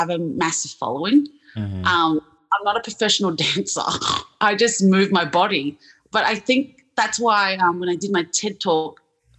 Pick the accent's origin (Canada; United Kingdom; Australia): Australia; I'm from Australia